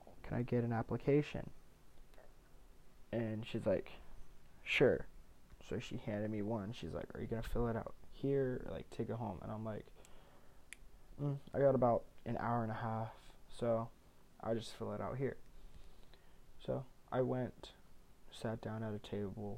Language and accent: English; Ohio, United States; I'm from Ohio